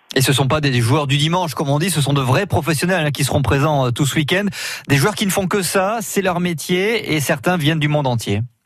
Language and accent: French; Touraine, Centre-Val de Loire, France; chez nous en Touraine